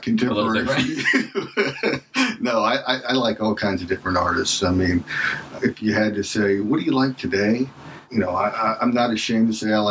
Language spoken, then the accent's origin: English; Indiana, United States; also born or lived in Louisville, Kentucky / Cincinnati, Ohio; Growing up in Indiana